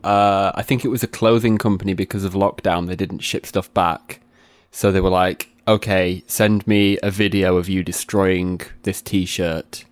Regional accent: Sheffield, Yorkshire and the Humber, United Kingdom; also born or lived in Barnsley; I'm from, like, an in-between part of Sheffield, which is halfway Sheffield and between Sheffield and Barnsley.

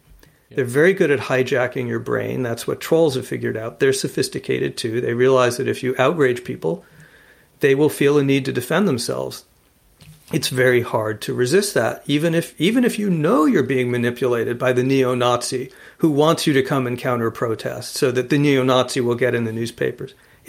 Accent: Arizona, United States; Right now in my home state of Arizona, there is a fourth recount of the presidential vote happening

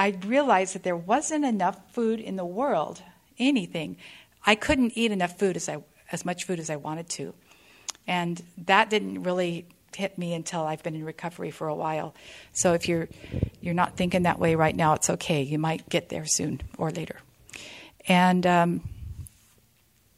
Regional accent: California, United States; I am from California, and I found this room in 1998 in Modesto, California

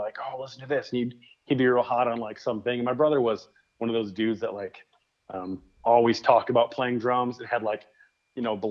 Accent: Flint, Michigan, United States; now in West Michigan, United States; I grew up in Michigan. I lived on the other side of the state, which was like basically two hours from where I live now. So grew up on the like Detroit side, Flint side of the state

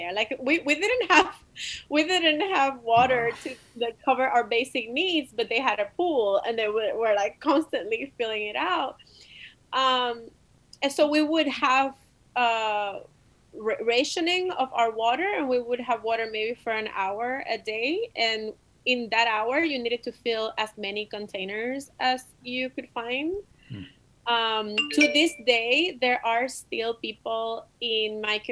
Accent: Humacao, Puerto Rico; moved away as an adult; also born or lived in San Juan, Puerto Rico; now in Chicago, United States; I grew up in Puerto Rico. I was born in San Juan. I was raised in Humacao. I am from the east coast of Puerto Rico.

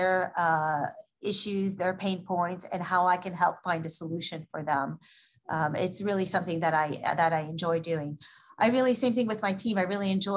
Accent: France; moved away as an adult; now in Houston, United States; I am from France originally. I moved to the U.S. In 99. I came for my business school degree and never left.

